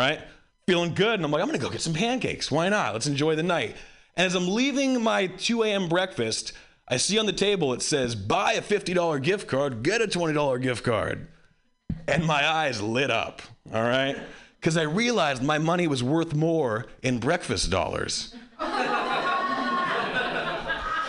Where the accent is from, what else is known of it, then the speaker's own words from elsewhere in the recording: Hawaii, United States; I grew up white in Hawaii.